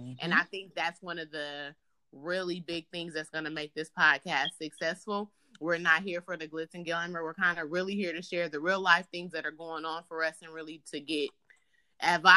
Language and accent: English; Oakland, California, United States; now in Sacramento, United States; I was born in Oakland, California. I currently reside in Sacramento.